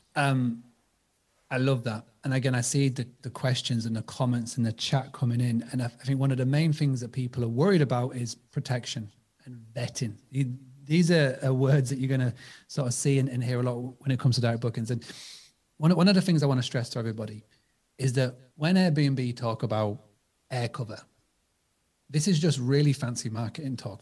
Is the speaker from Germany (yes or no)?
no; United Kingdom; accent: British; my British accent